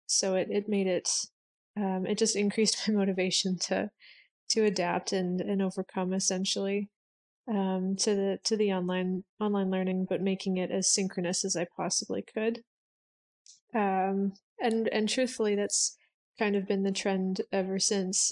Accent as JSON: {"language": "English", "town": "Edmonton", "region": "Alberta", "country": "Canada", "also_born_or_lived": "Vancouver, Canada", "said": "I am from Edmonton, Alberta, Canada"}